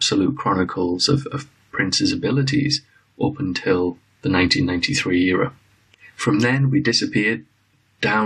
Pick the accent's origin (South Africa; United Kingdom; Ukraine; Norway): United Kingdom; Liverpool, North West England; now in London, United Kingdom; I come from Liverpool, England, originally